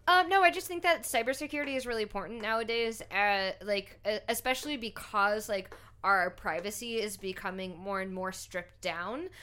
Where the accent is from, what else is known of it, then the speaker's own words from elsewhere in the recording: Shreveport, Louisiana, United States; moved away as an adult; also born or lived in California / Utah / New Orleans; moved to Shreveport